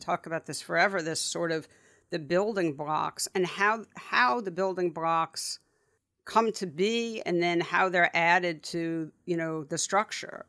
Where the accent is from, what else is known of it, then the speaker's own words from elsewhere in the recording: New York City, New York, United States; I grew up, you and I grew up really close to each other. but I went to school growing up in the West Village, and so the Upper West Side to the West Village was like, that was, that was all I knew